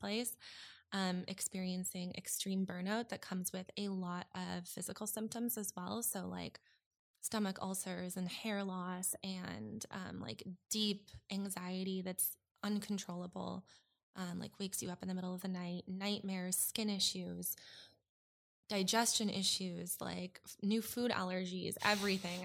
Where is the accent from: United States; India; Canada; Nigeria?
Canada; suburb outside Edmonton, Alberta; moved away as an adult; I moved from Alberta, um, a suburb just outside of Edmonton when I was twenty